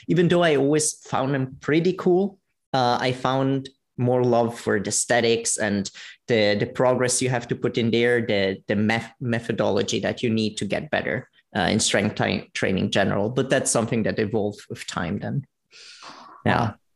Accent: Italy; now in Vienna, Austria; I'm actually originally from Italy, live in Vienna

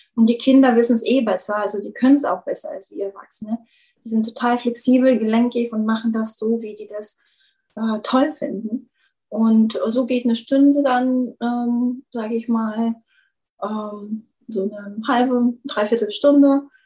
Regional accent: Bulgaria; German is a second language; moved away as an adult; now in Germany; ich ja gebürtige Bulgarin bin und schon irgendwie mit 18 nach Deutschland kam

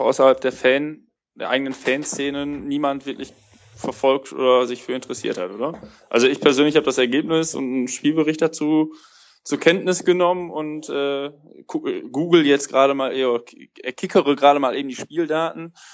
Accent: Cologne, North Rhine-Westphalia, Germany; born or raised there

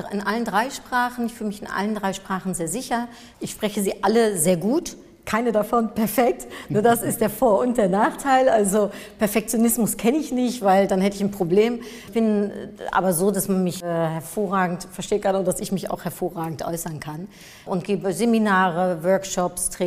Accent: Germany; Ich bin äh, Niederländerin und in Deutschland aufgewachsen

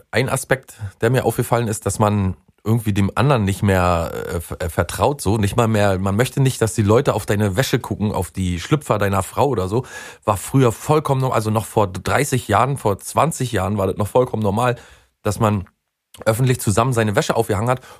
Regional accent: Mecklenburg-Vorpommern, Germany; Ähm, ich komme aus der Haffregion, einem der schönsten Ecken Deutschlands.

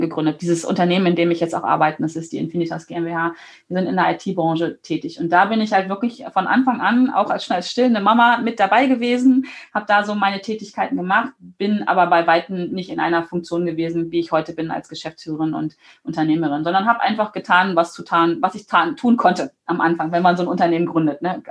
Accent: Germany; dass ich hier geboren bin in Deutschland, dass ich hier leben darf

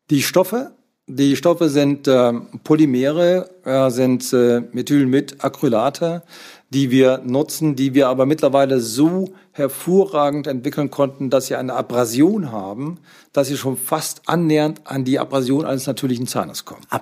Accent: Frankfurt, Hesse, Germany; now in Lütjenburg, Germany; Ich komme aus Frankfurt. Und als ich hier hochkam, war ich überrascht, was ich hier vorgefunden habe.

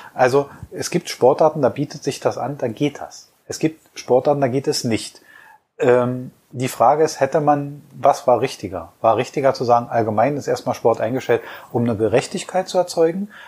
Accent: Berlin, Germany; als Berliner

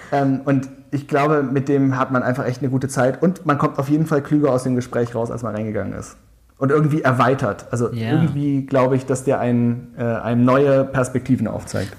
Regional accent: Tübingen, Baden-Württemberg, Germany; in der Klimaschutzgruppe in meiner Heimatstadt Tübingen engagiert

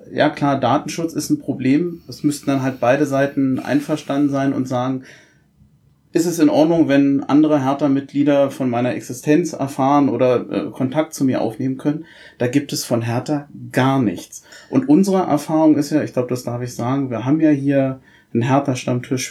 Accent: Berlin, Germany; moved away as an adult; now in Rhein-Main area, Germany; bin auch gebürtiger Berliner, habe 25 Jahre in Berlin gelebt

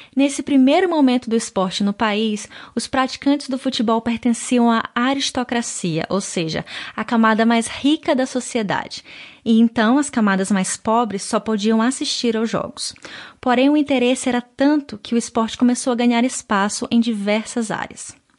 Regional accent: Brazil; moved away

